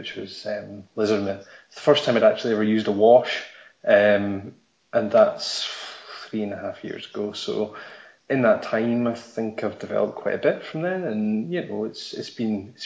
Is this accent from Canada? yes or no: no; Scotland, United Kingdom; I'm from Scotland.